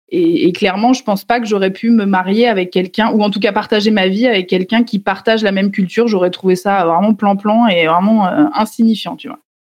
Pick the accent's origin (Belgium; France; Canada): France; Nevers, Bourgogne-Franche-Comté; Je suis née à Nevers, dans une famille, euh, on va dire, assez classique euh, française.